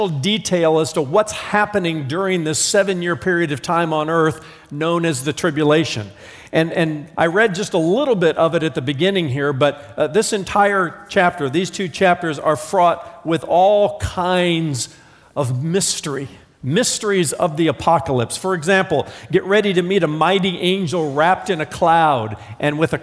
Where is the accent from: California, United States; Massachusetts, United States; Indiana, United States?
Indiana, United States; I'm from Indiana.